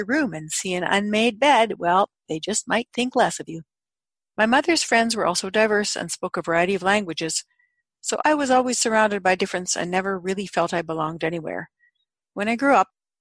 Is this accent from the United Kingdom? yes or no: no; Canada; I was born in Canada